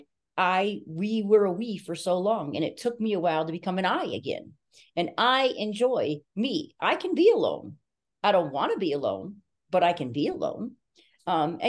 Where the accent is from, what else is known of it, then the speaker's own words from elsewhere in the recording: New York, United States; I'm a New Yorker